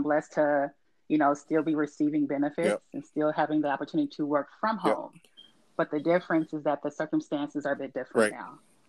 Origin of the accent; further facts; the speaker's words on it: Kansas City, United States; also born or lived in Detroit, Michigan; now in Los Angeles, United States; I am originally from Detroit, raised in Kansas City, and now I live in Los Angeles, California, with my husband Randall.